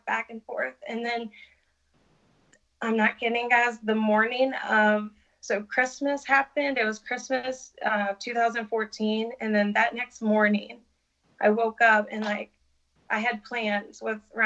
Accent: West Virginia, United States; moved away as an adult; also born or lived in Birmingham; now in Pittsburgh, United States; then we move back to our hometown. I'm from West Virginia

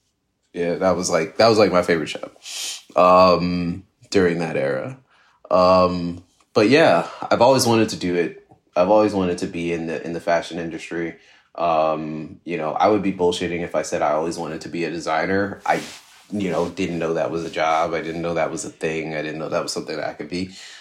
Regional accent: New Jersey, United States; I'm from New Jersey. So, you know, one of the things that people from New Jersey do on the weekends is go to the mall.

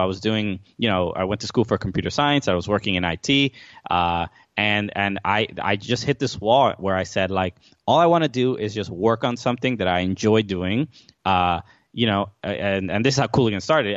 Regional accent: New York City, New York, United States; moved away as an adult; now in New Jersey, United States; I grew up in Brooklyn my entire life

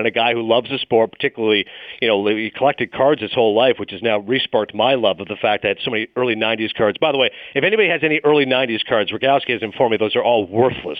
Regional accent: Ontario, Canada; moved away as an adult; also born or lived in Toronto, Ontario / Bristol, Connecticut; now in New York, United States; Even though I was born in Toronto, I grew up in a small town. From ages 11 to 18, I lived in Morvan, Ontario, population 500

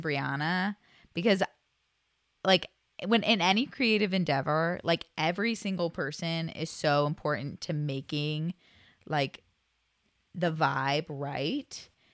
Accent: Kent, Ohio, United States; also born or lived in Oregon; born and raised in Ohio. Did a little stint in Oregon for a bit, but back in Ohio

